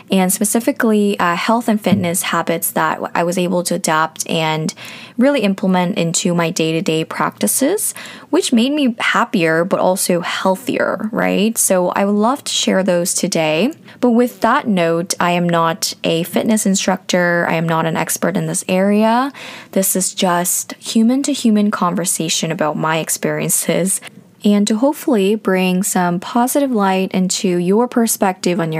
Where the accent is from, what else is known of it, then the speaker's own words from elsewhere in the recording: Seoul, South Korea; also born or lived in Australia / New Zealand / North America; But most of my childhood was from Seoul, South Korea. I grew up, you know, elementary school, kindergarten, I was born there as well.